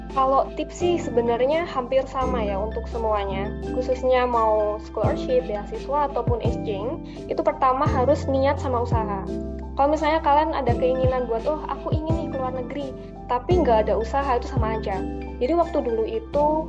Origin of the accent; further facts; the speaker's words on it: Malang, East Java, Indonesia; Aku asal Malang di Kecamatan Lawang